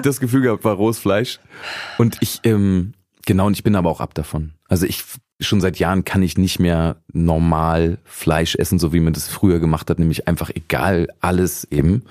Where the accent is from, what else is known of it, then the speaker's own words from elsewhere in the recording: Braunschweig region, Lower Saxony, Germany; ich bin ja aus der Region Braunschweig